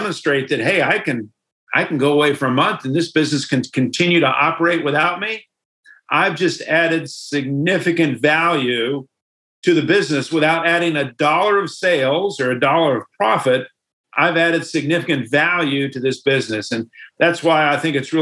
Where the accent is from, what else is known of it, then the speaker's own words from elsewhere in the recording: United States; us as Americans